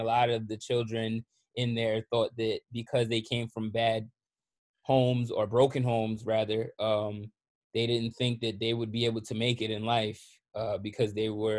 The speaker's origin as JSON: {"language": "English", "town": "Red Bank", "region": "New Jersey", "country": "United States", "tie": "born or raised there", "also_born_or_lived": "Long Branch, New Jersey", "said": "I was born in Red Bank. I grew up in Red Bank on Harrison Ave, in Red Bank. I was balanced in between Long Branch and Red Bank."}